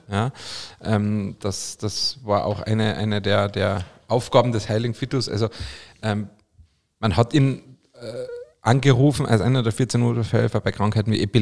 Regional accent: Carinthia, Austria; zum Beispiel in meiner Heimat Kärnten gibt es ein Sankt Veit

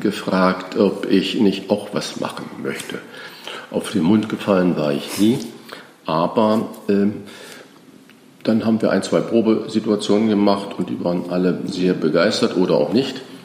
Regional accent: Germany; also born or lived in France; Als Deutscher zählte ich nichts, das heißt, ich war der Ausländer

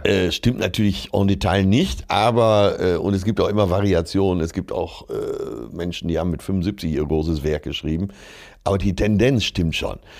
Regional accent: Essen, North Rhine-Westphalia, Germany; aus meiner Geburtsstadt

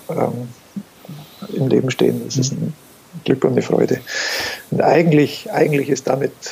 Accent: Bavaria, Germany; born there; now in Augsburg, Germany; gebürtiger Allgäuer.

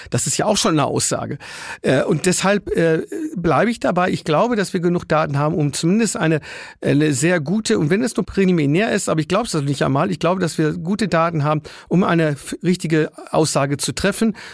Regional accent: Würzburg, Bavaria, Germany; bei mir in meiner Heimat Würzburg, in den den Pflege- und Altenheimen

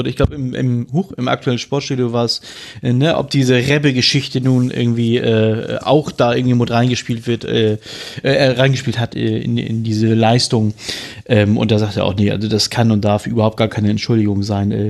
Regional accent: Hamburg, Germany; Ich sag, ich als Hamburger darf das, ich als HSV.

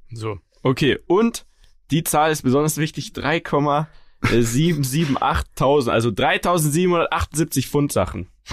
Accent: Munich, Bavaria, Germany; uns als Münchner

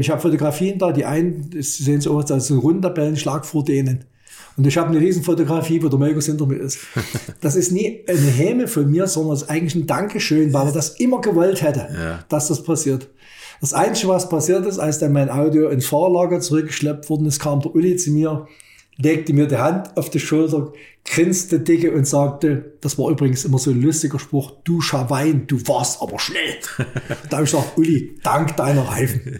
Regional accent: Germany; als Ossi

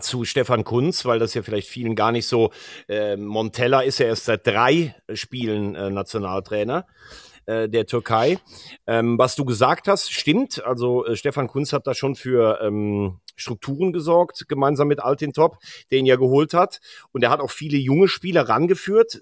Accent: Germany; als Deutscher

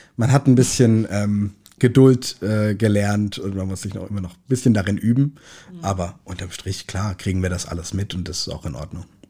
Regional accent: Kaiserstuhl, north of Freiburg, Baden-Württemberg, Germany; moved away as an adult; now in Hamburg, Germany; Ich komm, äh, vom Kaiserstuhl an der Grenze zum Elsass, nördlich von Freiburg

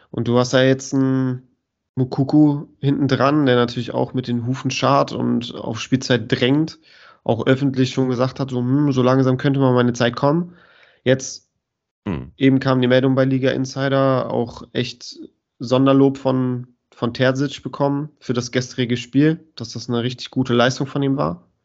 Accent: Cologne, North Rhine-Westphalia, Germany; ich als Kölner mit vielen FC-Fans um mich herum

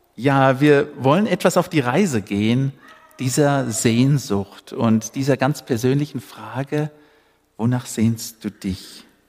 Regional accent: Namibia; moved away; Ich bin ja in Afrika geboren, in Namibia.

